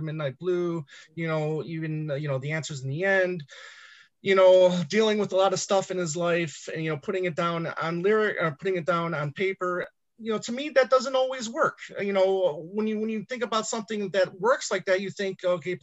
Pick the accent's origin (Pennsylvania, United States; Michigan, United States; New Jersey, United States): Michigan, United States; growing up in Michigan, you know, we got the Motown